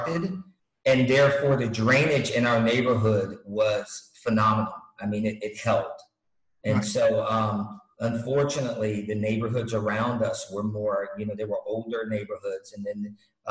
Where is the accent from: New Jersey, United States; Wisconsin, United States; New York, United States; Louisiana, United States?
New York, United States; moved away; also born or lived in Hawaii / Virginia / Galveston, Texas; I'm from New York originally